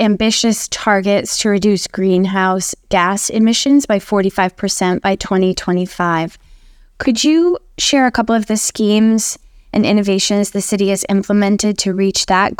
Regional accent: Boston, Massachusetts, United States; So I'm originally from Boston, so I have to say I'm a Red Sox fan

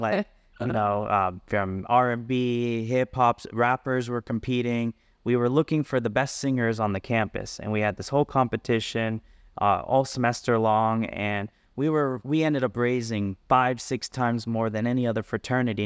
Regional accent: South Florida, United States; moved away as an adult; also born or lived in Berkeley, California; now in Las Vegas, United States; I grew up in South Florida

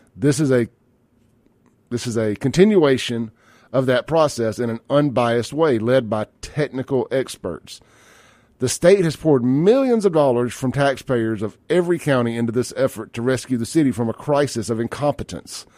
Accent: Jackson, Mississippi, United States; I'm from South Jackson

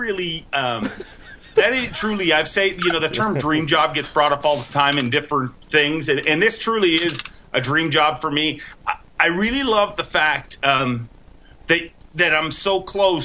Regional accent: Canada; as a Canadian

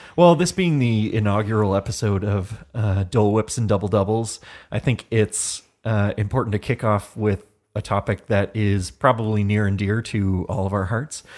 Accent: Hamilton, Ontario, Canada; I am from Hamilton, Ontario

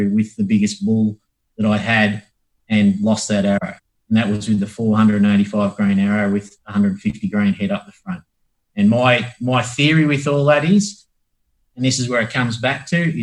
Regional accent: Australia; being Australian

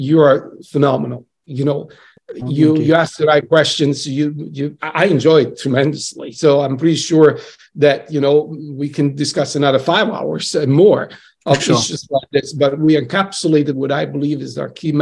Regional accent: Salerno, Campania, Italy; now in Boston, United States; I'm coming from Salerno, at the south of Italy

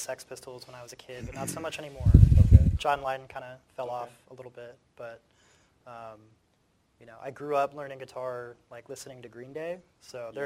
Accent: Florida, United States; I'm from Florida

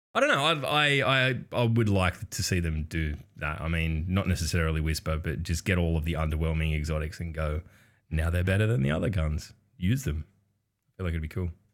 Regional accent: Australia; as an Australian

